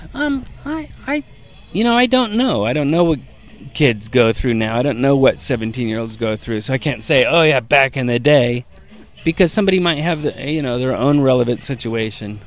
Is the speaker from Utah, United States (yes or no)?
no; Hayward, California, United States; where we grew up in Hayward is a suburb of San Francisco